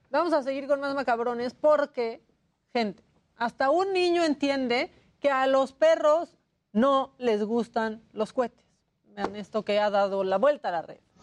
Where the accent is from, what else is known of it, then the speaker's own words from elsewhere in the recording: Puerto Vallarta, Jalisco, Mexico; moved away; de chiquita vivía en Puerto Vallarta